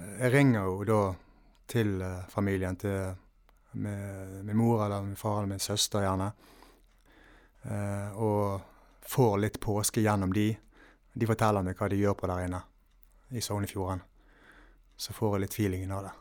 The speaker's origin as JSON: {"language": "Norwegian", "town": "Valestrand", "region": "Vestland", "country": "Norway", "tie": "born or raised there", "said": "hjemme på Valestrand."}